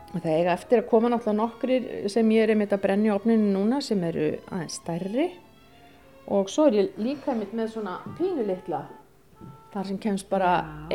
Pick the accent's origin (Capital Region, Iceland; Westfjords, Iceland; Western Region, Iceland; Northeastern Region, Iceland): Northeastern Region, Iceland; Akureyri; moved away as an adult; also born or lived in Denmark; minni benskugötu